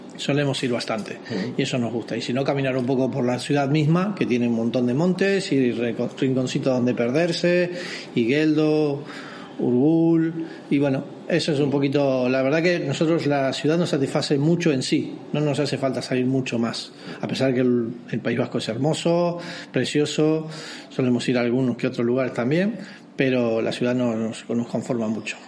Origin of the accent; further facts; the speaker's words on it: Rosario, Santa Fe, Argentina; moved away as an adult; now in San Sebastián, Spain; yo soy de Rosario, un poco más al norte.